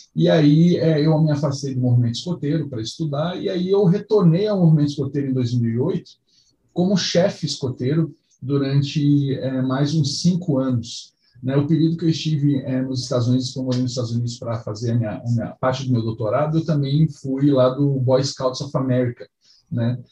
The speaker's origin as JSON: {"language": "Portuguese", "town": "Curitiba", "region": "Paraná", "country": "Brazil", "tie": "born or raised there", "also_born_or_lived": "São Paulo", "moved": "yes", "lives_now": "Belo Horizonte, Brazil", "said": "Eu sou originalmente de Curitiba, eu nasci, nasci, eu sou nascido e criado em Curitiba"}